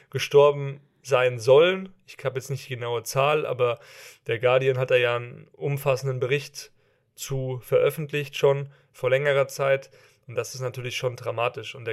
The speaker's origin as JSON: {"language": "German", "region": "Hesse", "country": "Germany", "said": "Also ich bin ja aus der Nähe von Frankfurt und hier gibt es sehr gute Röstereien auch"}